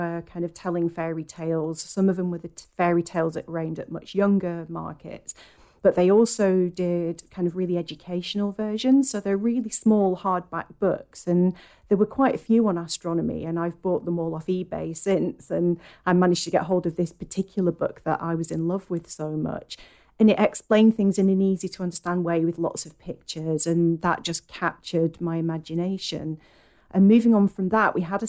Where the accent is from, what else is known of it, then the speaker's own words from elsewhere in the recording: Lancashire, North West England, United Kingdom; now in Oxfordshire, United Kingdom; And I am from Lancashire originally, but I now live in Oxfordshire.